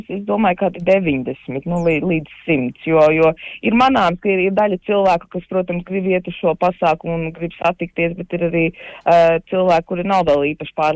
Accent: Latvia; kad tomēr mēs esam latvieši un, un ka mums ir šī kultūra, kuru mēs varam svinēt.

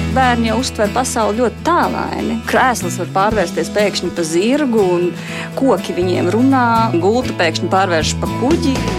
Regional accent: Cēsis, Latvia; moved away as an adult; now in Nottingham, United Kingdom; es esmu cēsiniece, tāpat kā māsa

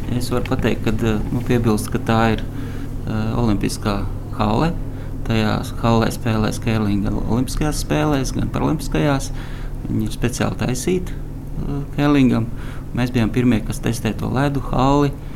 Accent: Valmiera, Valmiera Municipality, Latvia; esmu no Valmieras.

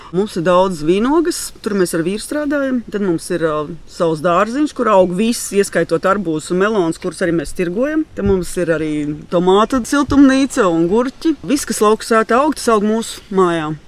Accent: Saldus, Kurzeme, Latvia; moved away as an adult; also born or lived in Priekuļi; now in Bauska, Latvia; Es esmu no Saules patiesībā

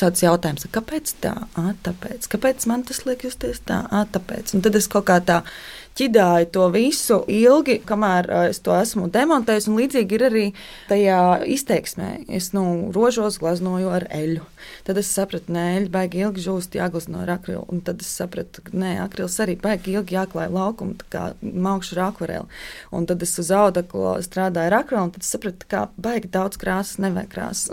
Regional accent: Kuldīga, Kuldīga Municipality, Latvia; Es esmu dzimusi un augusi Kuldīgā, brīnišķīgā pilsētā.

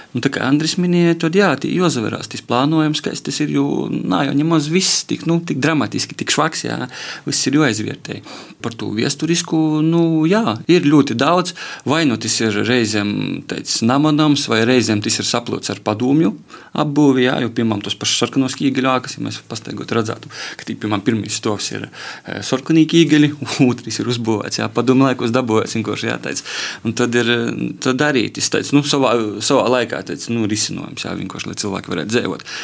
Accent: Varakļāni, Latgale, Latvia; now in Rēzekne, Latvia; manā dzimtajā pilsētā varakļonu

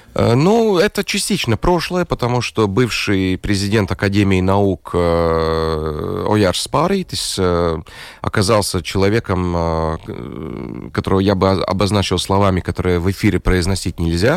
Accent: Latvia; Russian is a second language; По паспорту я латыш

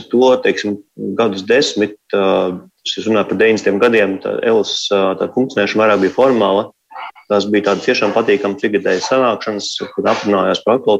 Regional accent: Latvia; es esmu cilvēks no Latvijas.

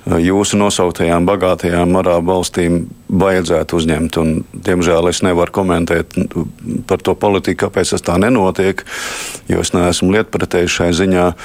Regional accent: Latvia; Nu, tāda mēs esam latvieši.

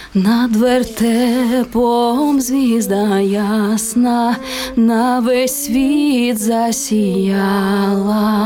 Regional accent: Kovel, Volyn Oblast, Ukraine; Моє дитинство це якраз такі великий народний волинський хор. І це просто гуляння е, на вулиці, ряжені. Батьки працювали у місті Ковель

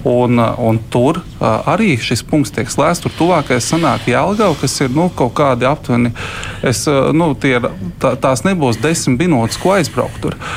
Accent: Zemgale, Latvia; es no Zemgals.

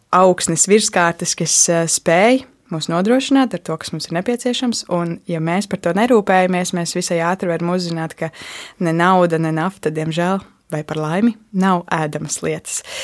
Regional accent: Latvia; Es pati esmu uzaugusi ārpus Rīgas. Um, man deklarētā dzīvesvieta tiešām ir dziļos laukos.

